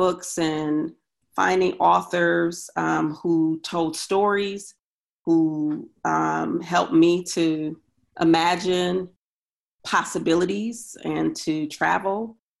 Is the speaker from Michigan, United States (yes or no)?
no; Milwaukee, Wisconsin, United States; now in Syracuse, United States; Wisconsin is my hometown or home state. I'm from Milwaukee, Wisconsin.